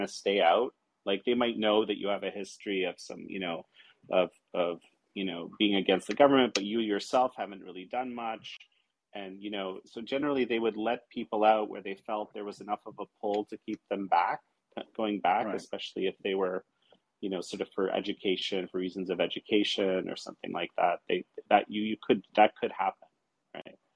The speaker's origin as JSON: {"language": "English", "town": "Toronto", "region": "Ontario", "country": "Canada", "tie": "born or raised there", "said": "growing up in Toronto, Canada, and Canadian as a kid"}